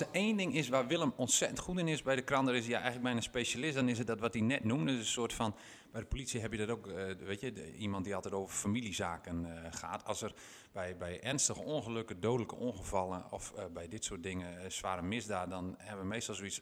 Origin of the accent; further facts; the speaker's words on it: Winschoten, Groningen, Netherlands; ik, ben geboren en getogen in Winschoten